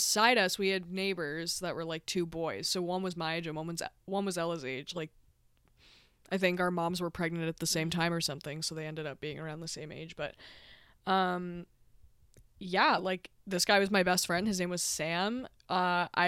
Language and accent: English; Ontario, Canada; now in Nova Scotia, Canada; I grew up in Ontario